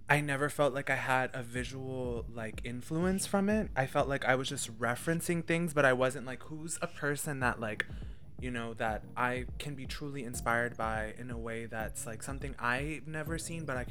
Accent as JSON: {"language": "English", "region": "Central Pennsylvania", "country": "United States", "said": "we're from the Central PA area"}